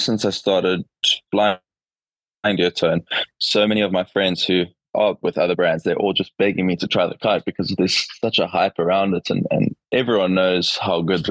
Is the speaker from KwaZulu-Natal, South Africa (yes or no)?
no; Cape Town, Western Cape, South Africa; growing up in Cape Town